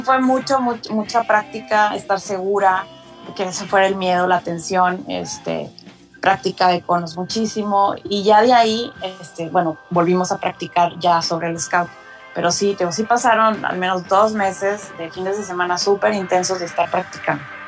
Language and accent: Spanish; Monterrey, Nuevo León, Mexico; soy de Monterrey